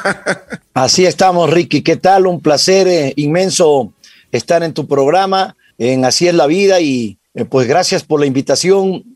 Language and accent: Spanish; Piñas, El Oro, Ecuador; now in Quito, Ecuador; yo nací en Piñas, provincia del Oro